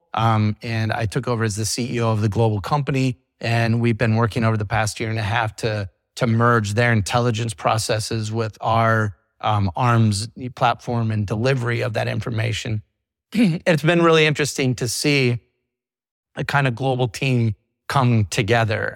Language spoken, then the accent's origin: English; Iowa, United States; moved away as an adult; now in Florida, United States; I grew up in the big maritime state of Iowa.